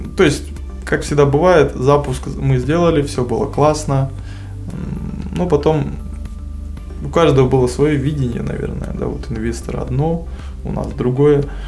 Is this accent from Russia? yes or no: no; Kazakhstan; среди нас казах был только я